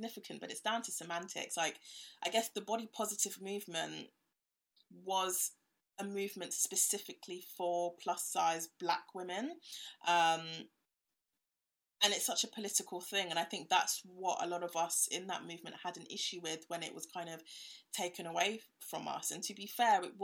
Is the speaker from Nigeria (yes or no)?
no; Ghana; now in United Kingdom; I'm from Ghana